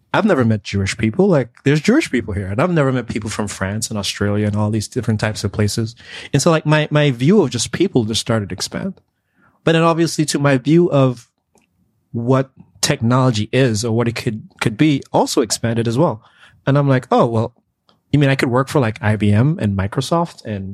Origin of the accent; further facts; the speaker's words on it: Antigua & Barbuda; moved away as an adult; now in United States; I'm actually from the Caribbean. So I was, you know, born and raised in Antigua.